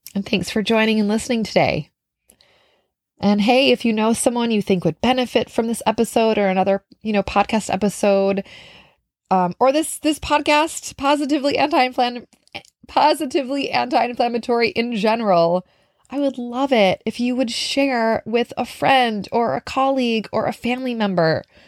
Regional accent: Minnesota, United States; now in New York City, United States; I live in New York City, but I'm from Minnesota.

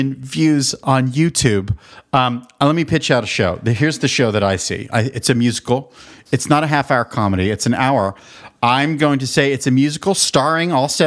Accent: Pittsburgh, Pennsylvania, United States; moved away; also born or lived in New Mexico / Chicago; I grew up in Pittsburgh.

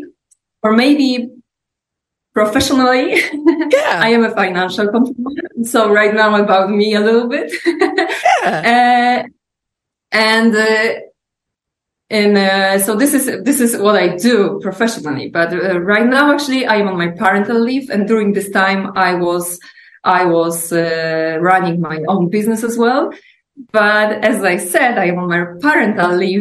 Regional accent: Poland; English is a second language; I'm from Poland. I live in Krakow.

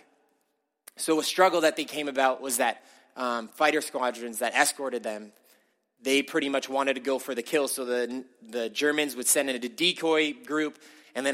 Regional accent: California, United States; I grew up in California

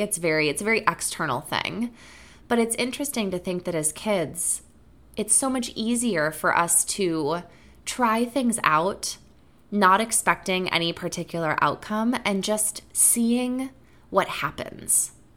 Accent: Wisconsin, United States; growing up in Wisconsin

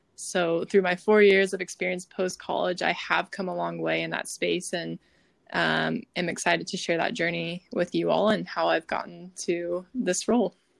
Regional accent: Nashville, Tennessee, United States; now in San Diego, United States; I'm originally from Nashville, Tennessee, where my parents live still

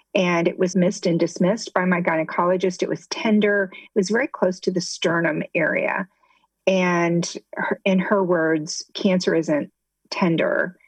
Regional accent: Midwest, United States; moved away as an adult; also born or lived in Ohio; now in Southwest Florida, United States; I grew up in the Midwest, and my husband and I actually went to the same high school

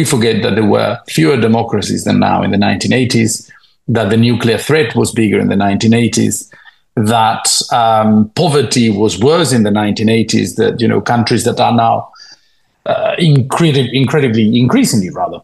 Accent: Spain; moved away as an adult; also born or lived in United Kingdom; I was born in Spain, 44 years ago

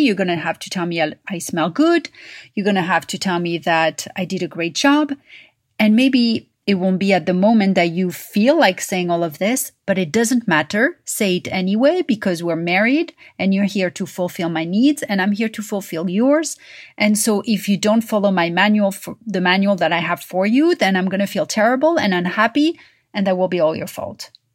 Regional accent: Paris, Île-de-France, France; moved away; growing up in Paris.

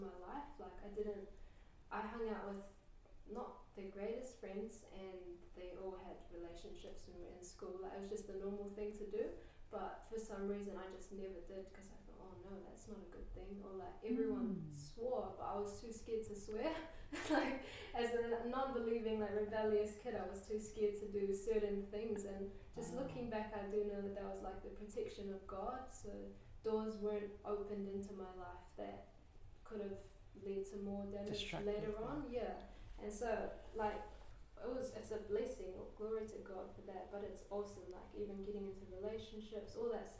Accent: Cook Islands; also born or lived in Australia / New Zealand; I was brought up pretty much in Waro my whole life

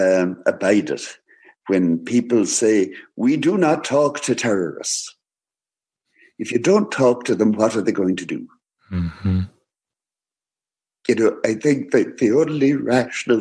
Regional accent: Ireland; I am Irish.

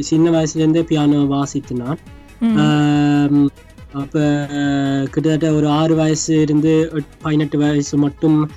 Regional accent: Oslo, Norway; எனக்கு இருபத்தெட்டு வயசு நான் இங்கே ஒஸ்லோவில் தான் பிறந்து வளர்ந்த நான்

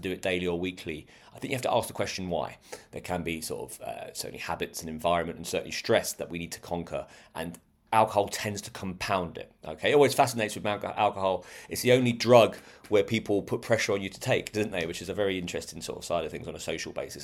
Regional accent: United Kingdom; We're British

